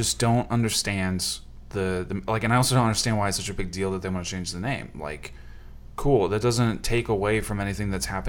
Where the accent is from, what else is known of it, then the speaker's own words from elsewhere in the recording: Washington, United States; I'm from Washington.